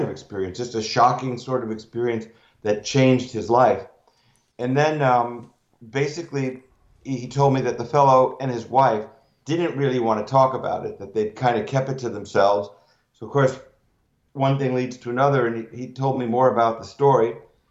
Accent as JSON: {"language": "English", "town": "Newark", "region": "New Jersey", "country": "United States", "tie": "born or raised there", "also_born_or_lived": "Madison, New Jersey", "said": "I grew up in Newark"}